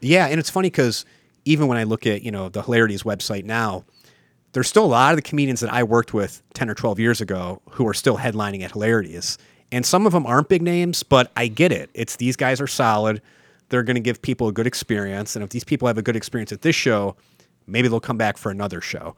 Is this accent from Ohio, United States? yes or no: yes; Mayfield, Ohio, United States; I'm from the East Side, I'm from Mayfield